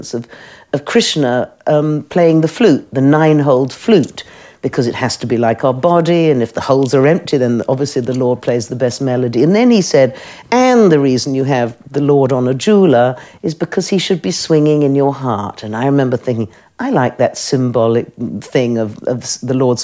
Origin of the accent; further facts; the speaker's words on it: United Kingdom; I'm British